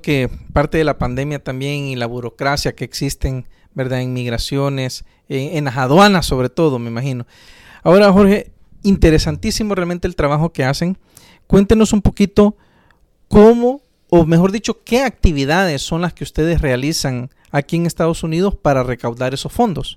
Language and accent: Spanish; El Salvador; orgullosos de ser salvadoreños